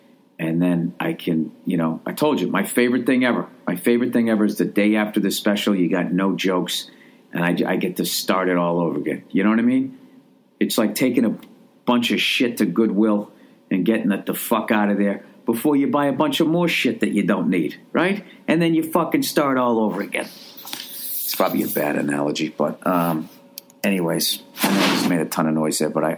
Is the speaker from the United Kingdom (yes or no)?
no; Ohio, United States; You know, I had family out there when I was growing up in Ohio.